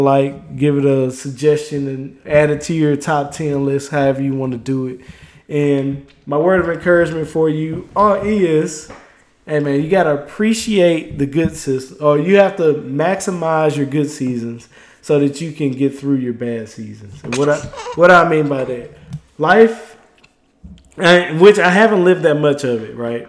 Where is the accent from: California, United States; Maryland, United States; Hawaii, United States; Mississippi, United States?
Mississippi, United States; moved away; I am from Mississippi